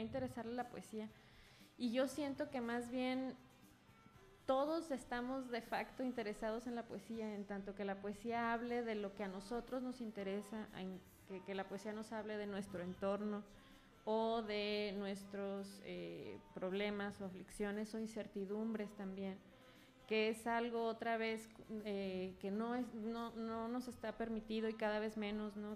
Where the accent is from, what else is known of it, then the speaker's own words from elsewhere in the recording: Guadalajara, Jalisco, Mexico; moved away as an adult; now in Mexico City, Mexico; yo soy de aquí, de Guadalajara, de aquí muy cerquita, de por el Parque Morelos